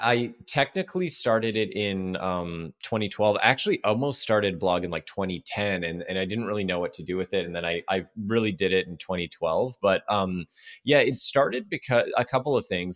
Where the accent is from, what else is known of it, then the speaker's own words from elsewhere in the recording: Toronto, Ontario, Canada; moved away as an adult; now in Los Angeles, United States; I'm from Toronto, Canada originally, and I was trying to move here to L